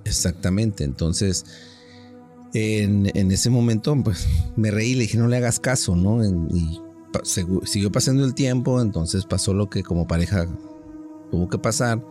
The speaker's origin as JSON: {"language": "Spanish", "region": "Mexico City", "country": "Mexico", "tie": "born or raised there", "moved": "yes", "said": "vivía yo en la Ciudad de México, yo soy originario de la Ciudad de México"}